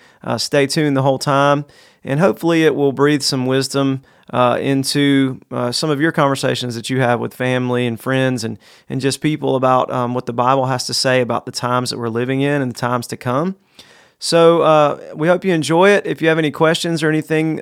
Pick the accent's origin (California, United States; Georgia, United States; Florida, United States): Georgia, United States; South; We're from both from South Georgia